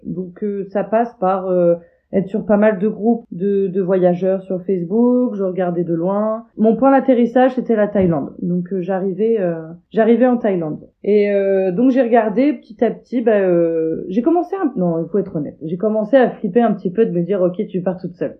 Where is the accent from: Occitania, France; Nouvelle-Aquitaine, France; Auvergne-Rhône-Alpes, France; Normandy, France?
Normandy, France; je suis normande, je vis en Normandie